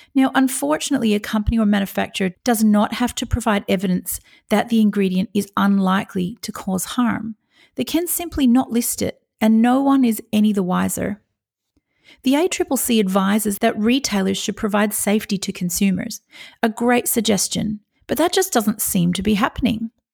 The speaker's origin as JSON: {"language": "English", "country": "Australia"}